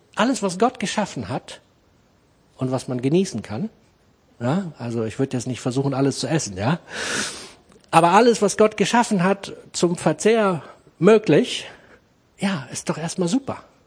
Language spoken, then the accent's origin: German; Germany; moved away as an adult; now in Braunschweig, Germany; Ich komme aus dem Harz, habe dort Kfz-Mechaniker gelernt